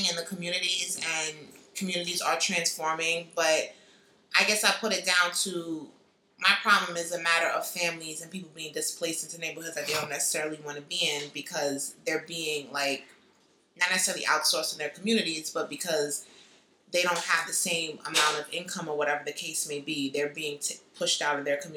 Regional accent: New York City, New York, United States; I'm not a Brooklyn head, so I'm from the Bronx

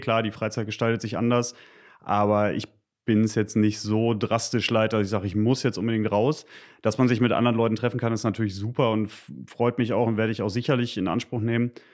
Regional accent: Gütersloh, North Rhine-Westphalia, Germany; moved away as an adult; now in Paderborn, Germany; Bin eigentlich aus Gütersloh, aber das ist ja quasi um die Ecke, also Westfale

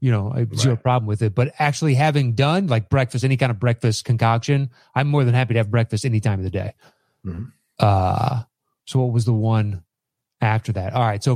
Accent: Australia; Being Australian with Italian parents, my go-to is what's called a capricosa

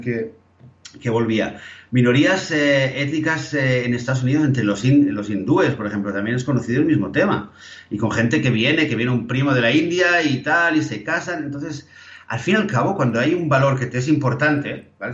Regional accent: Barcelona, Catalonia, Spain; creciendo en Barcelona

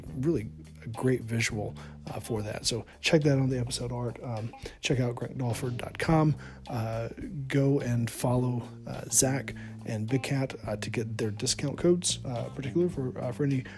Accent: Alabama, United States; I grew up in Alabama

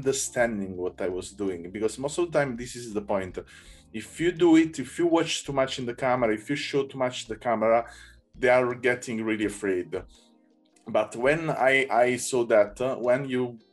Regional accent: Naples, Campania, Italy; English is a second language; now in Berlin, Germany; I come from Naples, so I born in Naples

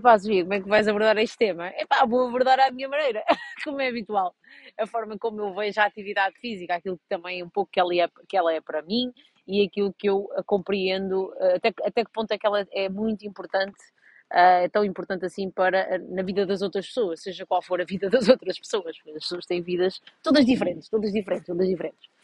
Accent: Vouzela, Centro, Portugal; eu sou de uma vila de Viseu chamada Vozela, e pronto, em Vozela só havia handball

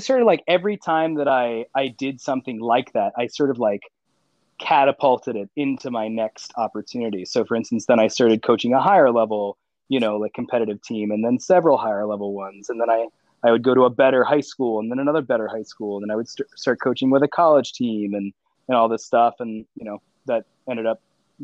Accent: Annapolis, Maryland, United States; I'm from the Annapolis, Maryland area.

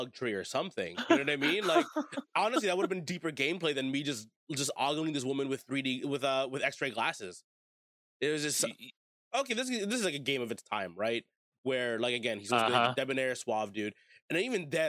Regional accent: United States; I was born and raised in America

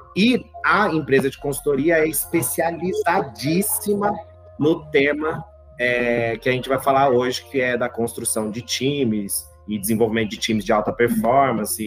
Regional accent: São Paulo, Brazil; Eu, eu nasci aqui em São Paulo

